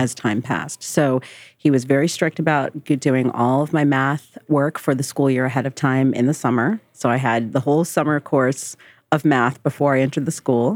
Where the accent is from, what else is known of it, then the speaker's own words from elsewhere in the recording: Marlboro, New Jersey, United States; also born or lived in South Carolina; I grew up in Marlborough, New Jersey